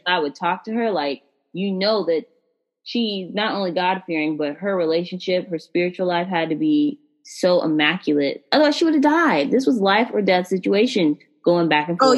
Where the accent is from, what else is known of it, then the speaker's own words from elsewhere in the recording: United States; as a black American